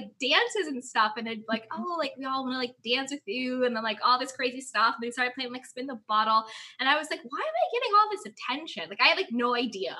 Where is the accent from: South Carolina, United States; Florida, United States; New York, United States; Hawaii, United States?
New York, United States; Syracuse; I grew up in upstate New York, in Syracuse